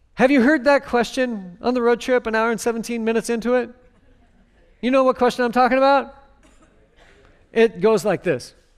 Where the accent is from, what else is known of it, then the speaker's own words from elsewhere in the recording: near Seattle, Washington, United States; I grew up near Seattle